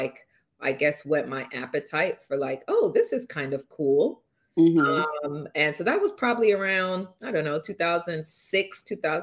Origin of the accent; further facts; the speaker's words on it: London, United Kingdom; now in New York, United States; NW10 is the actual zip code for where I grew up in London